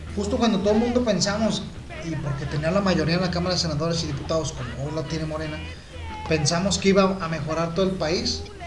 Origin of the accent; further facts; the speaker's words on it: Mexico; nuestra identidad como mexicanos